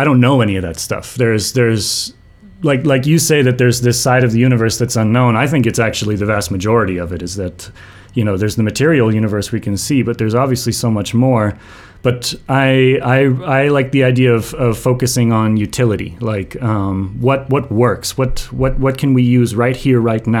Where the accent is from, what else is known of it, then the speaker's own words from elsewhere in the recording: United States; growing up in the States, we learn a lot about slavery